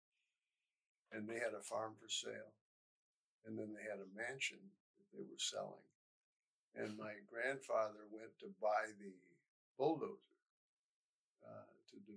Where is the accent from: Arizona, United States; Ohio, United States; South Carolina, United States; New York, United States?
Ohio, United States; Elyria; also born or lived in Grafton, Ohio; I was born at Elyria Hospital.